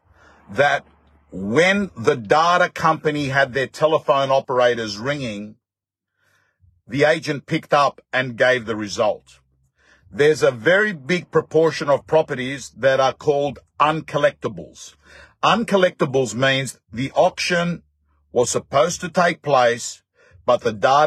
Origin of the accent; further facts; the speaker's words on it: Australia; I'm an Aussie